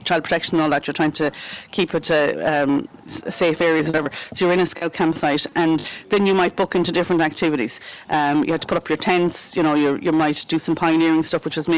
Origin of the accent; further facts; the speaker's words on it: Galway, Connacht, Ireland; moved away as an adult; now in Tulla, Ireland; I suppose I'm from Galway originally, so I'm one of those blow-ins. But I'm here nearly 20 years now.